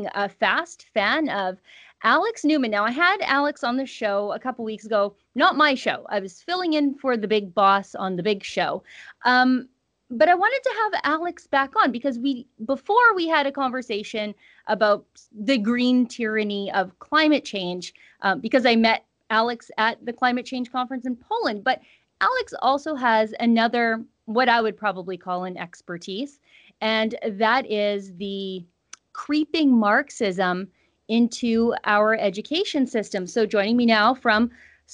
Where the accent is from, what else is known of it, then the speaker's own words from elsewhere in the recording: Canada; As Canadians